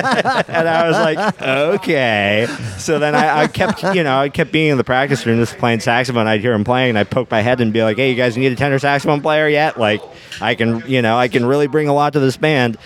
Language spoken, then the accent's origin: English; Santa Cruz, California, United States; moved away as an adult; now in New Orleans, United States; I'm from Santa Cruz, California, originally.